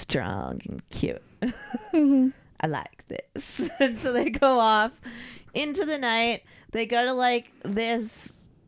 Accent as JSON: {"language": "English", "region": "West Coast", "country": "United States", "said": "we're from the West Coast and we were settled by Spain."}